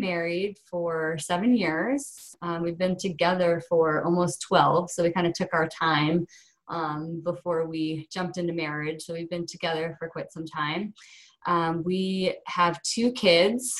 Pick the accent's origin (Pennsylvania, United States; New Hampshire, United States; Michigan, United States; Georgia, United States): Michigan, United States; also born or lived in Ohio; I, I, was born in Ohio and then moved to Michigan, so spent um, most of my growing up time and through college